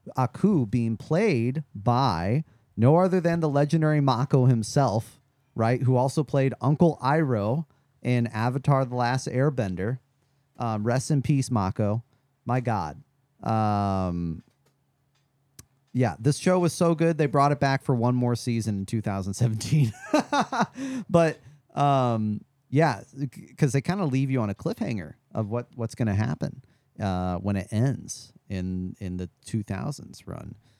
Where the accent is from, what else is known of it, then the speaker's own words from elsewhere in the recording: Midwest, United States; I grew up in the Midwest